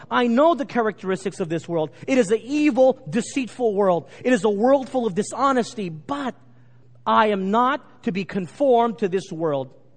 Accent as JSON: {"language": "English", "region": "Texas", "country": "United States", "tie": "born or raised there", "said": "Growing up in Texas, we were indoctrinated with Texas history"}